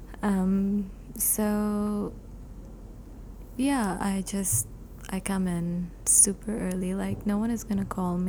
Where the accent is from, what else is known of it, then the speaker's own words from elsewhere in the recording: Karachi, Sindh, Pakistan; moved away as an adult; also born or lived in Lahore, Pakistan; now in Brooklyn, United States; I'm from Karachi